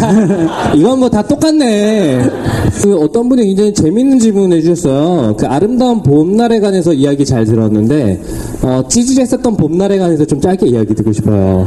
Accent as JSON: {"language": "Korean", "region": "Seoul", "country": "South Korea", "tie": "born or raised there", "said": "저는 서울 중랑구에서 태어난"}